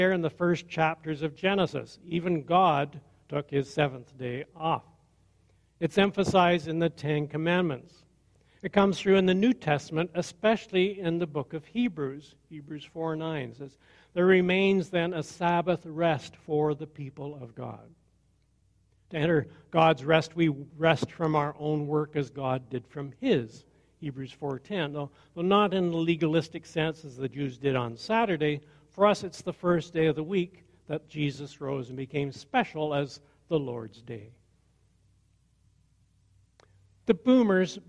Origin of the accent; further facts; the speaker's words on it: Perth County, Ontario, Canada; I grew up in Perth County